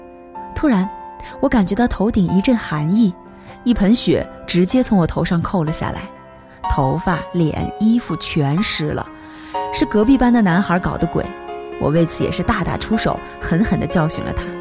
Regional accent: North China, China; 我是一个从小在北方长大的人，对北方的冬天很熟悉，但是并不是很喜欢。

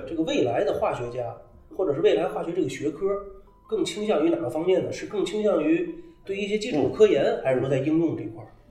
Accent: Tianjin, China; 我是天津人

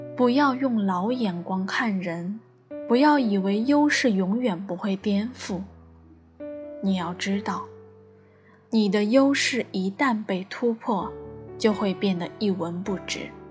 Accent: Shanghai, China; 我也是个土生土长的上海人

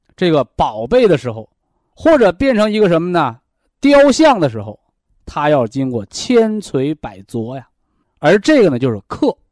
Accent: China; 我们中国人讲这个“养儿育女”

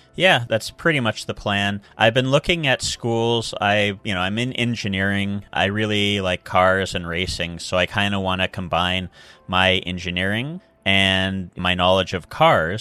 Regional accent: United States; moved away as an adult; also born or lived in Seattle / China; now in Japan; I grew up in a really small town in America

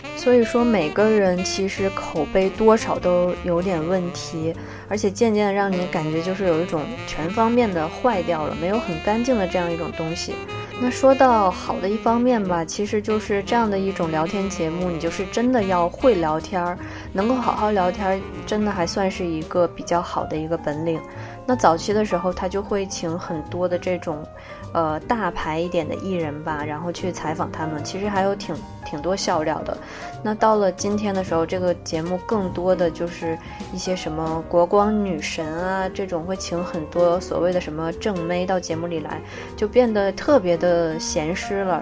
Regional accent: China; 我们大陆人

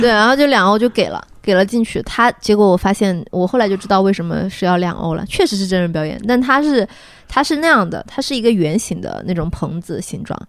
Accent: China; 我是中国人

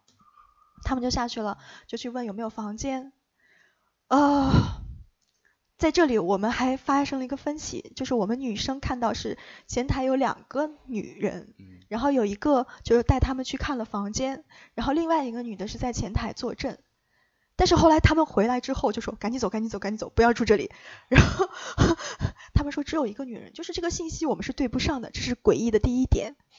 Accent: Luoyang, Henan, China; moved away; 我的家乡在洛阳

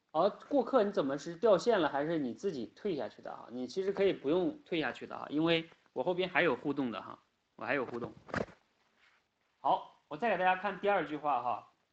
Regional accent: China; 我们中国人不仅仅是中国人啊

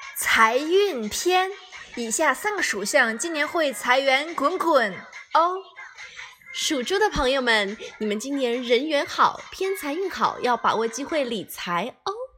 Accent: Fujian, China; moved away; 作为福建人的我

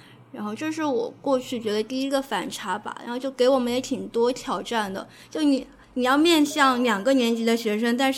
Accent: Hangzhou, Zhejiang, China; 我是来自杭州的，

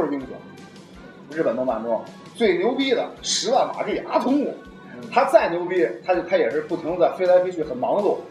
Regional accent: China; 我们如果要是作为一个中国人

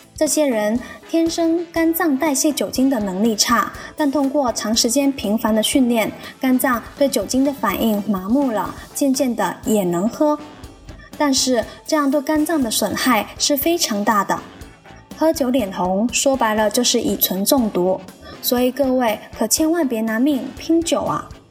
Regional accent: China; 作为一个中国人

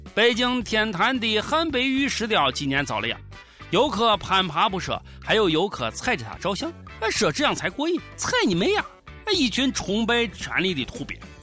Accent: Shandong, China; 我是山东人

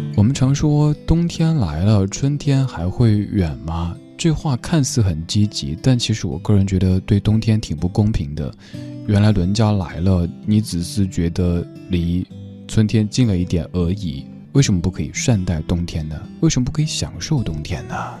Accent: Chengdu, Sichuan, China; accent: Chengdu dialect; 用我的家乡话的一个词语来形容，就是“眼已”，对，成都话当中的“安逸”

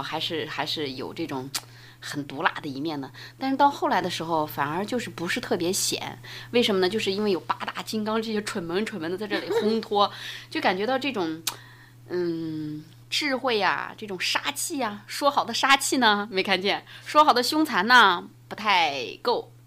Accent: northern China, China; 我是从小在北方长大的嘛，骑过马

